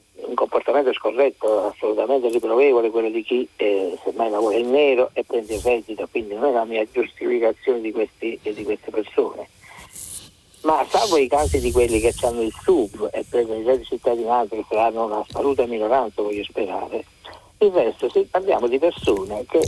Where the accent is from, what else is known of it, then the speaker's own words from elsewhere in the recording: Naples, Campania, Italy; io sono di Napoli